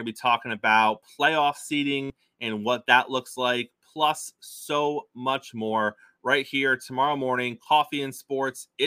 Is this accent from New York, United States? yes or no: yes; Brooklyn, New York, United States; I'm from Brooklyn. I don't have a problem saying it to his face.